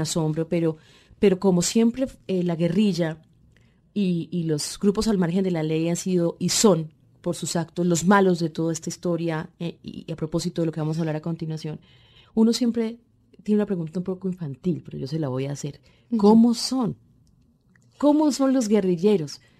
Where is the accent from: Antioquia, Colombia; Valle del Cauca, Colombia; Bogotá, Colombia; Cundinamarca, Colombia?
Valle del Cauca, Colombia; Cali; Usted como yo somos mujeres de esta región del Pacífico, criadas en esta ciudad que nos abrió las puertas, Cali, pero venimos de otros lugares